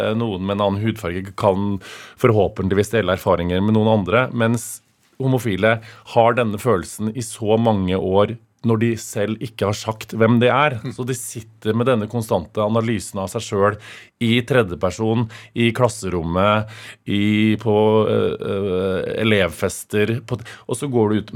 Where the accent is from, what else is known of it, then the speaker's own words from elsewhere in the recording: Stjørdal, Trøndelag, Norway; now in Oslo, Norway; når jeg er hjemme på Stjørdal